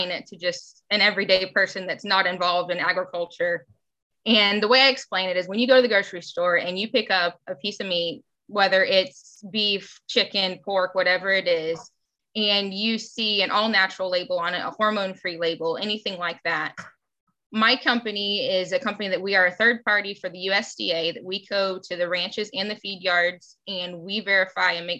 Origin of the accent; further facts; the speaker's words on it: Florida, United States; I am a fourth generation Florida cattle rancher. I have been living on my family's ranch my entire life